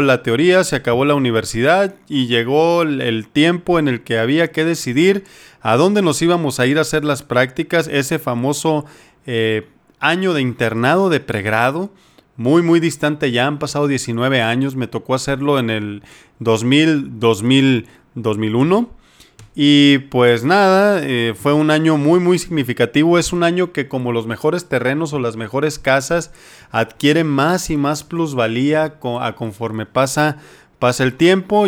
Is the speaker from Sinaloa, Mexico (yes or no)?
yes; Culiacán, Sinaloa, Mexico; moved away as an adult; also born or lived in Los Mochis, Sinaloa; now in Jalisco, Mexico; Sinaloa, en Culiacán, de donde yo soy y donde estudié medicina general